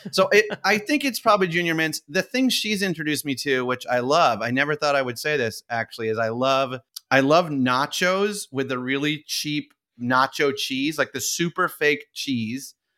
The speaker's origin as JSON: {"language": "English", "town": "Saratoga Springs", "region": "New York", "country": "United States", "tie": "born or raised there", "said": "I grew up in Saratoga Springs, New York"}